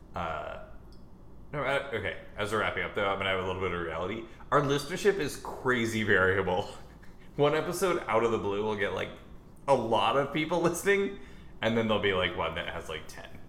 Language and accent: English; United States